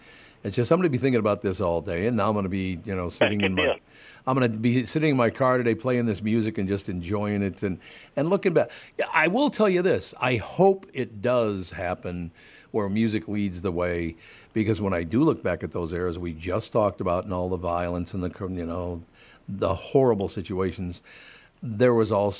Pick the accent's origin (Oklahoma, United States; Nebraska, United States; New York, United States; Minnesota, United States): Minnesota, United States; Minneapolis; I'm growing up in North Minneapolis in Minnesota, and I'm walking down the street. I'm at the time probably 12 or 13 years old.